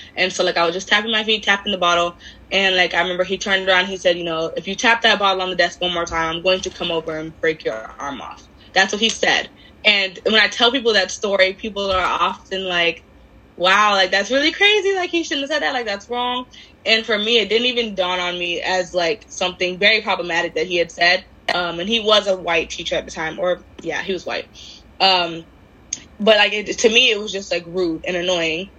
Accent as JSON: {"language": "English", "town": "Miami", "region": "Florida", "country": "United States", "said": "I'm from Miami, a lot of my a lot of our population anyway was either black or Hispanic"}